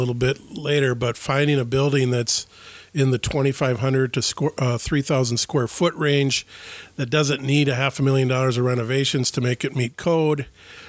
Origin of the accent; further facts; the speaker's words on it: Ashland, Wisconsin, United States; now in Ellsworth, United States; I was born and raised in Ashland, Wisconsin.